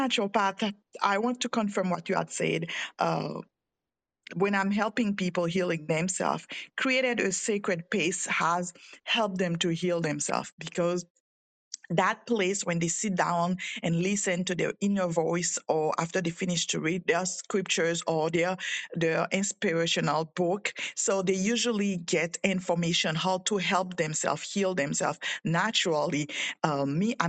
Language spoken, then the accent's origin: English; Haiti; moved away; I'm from Haiti